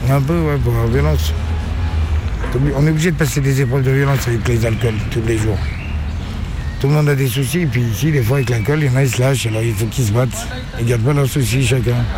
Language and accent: French; Lyon, Auvergne-Rhône-Alpes, France; je suis né à Lyon 2e